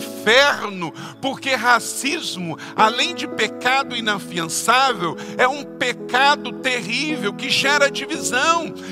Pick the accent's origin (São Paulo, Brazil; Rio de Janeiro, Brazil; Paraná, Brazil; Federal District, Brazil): Rio de Janeiro, Brazil; Macaé; Eu nasci num lugar bem humilde, lá no interior do município de Macaé, no estado do Rio de Janeiro, de pessoas bem simples como Pedro